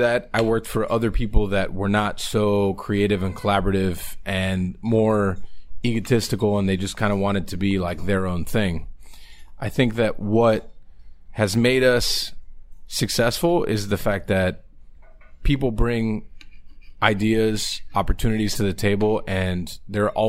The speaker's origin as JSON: {"language": "English", "town": "Miami", "region": "Florida", "country": "United States", "said": "I'm definitely from Little Havana"}